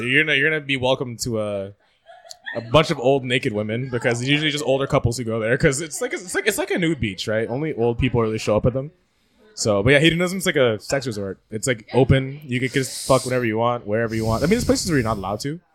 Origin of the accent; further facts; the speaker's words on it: Toronto, Ontario, Canada; our Toronto slang